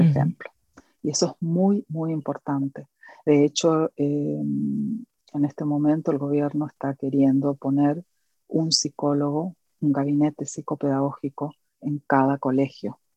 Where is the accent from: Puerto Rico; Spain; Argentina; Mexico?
Argentina; Corrientes; en una iglesia de mi ciudad, de donde soy oriunda, de la provincia de Corrientes, Argentina.